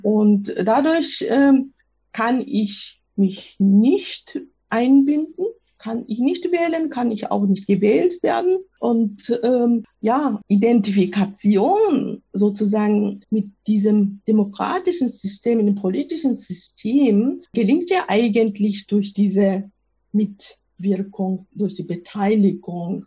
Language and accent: German; Japan; German is a second language; now in Germany; als Japanerin